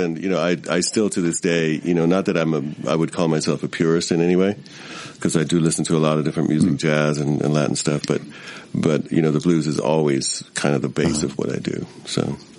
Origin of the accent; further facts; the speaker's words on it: Germany; moved away as an adult; now in Sonoma County, United States; Well, I grew up in Germany.